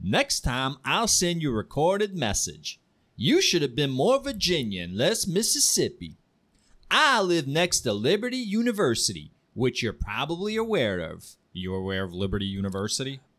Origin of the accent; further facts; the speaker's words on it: Ukraine; I'm a Jew from Ukraine whose family lived in Kiev during the Nazi occupation.